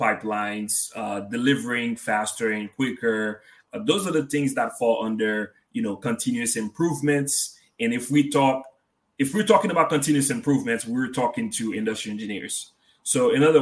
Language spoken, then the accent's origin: English; Haiti; moved away; being from a country in the Caribbean, Haiti, to be more precise.